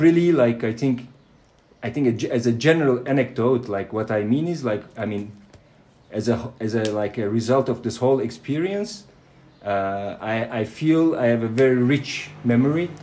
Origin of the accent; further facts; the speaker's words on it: Turkey; moved away; also born or lived in Germany; I live in Turkey as well. this is my home country. this is where my family is from